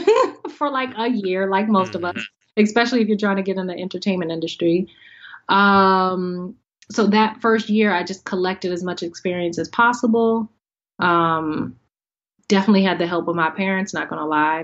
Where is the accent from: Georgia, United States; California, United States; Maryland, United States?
Maryland, United States; Howard County; moved away as an adult; also born or lived in Washington, D.C. / New York / Los Angeles; I am from well, born in D.C., raised in Howard County, maybe 40 minutes outside of D.C.